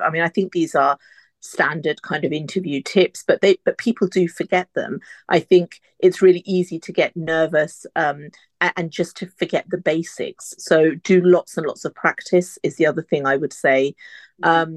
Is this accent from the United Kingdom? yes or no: yes; United Kingdom; an Indian woman, uh, you know, born and brought up here